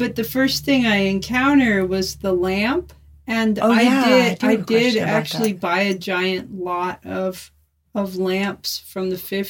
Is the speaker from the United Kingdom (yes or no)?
no; United States; I'm from Washington.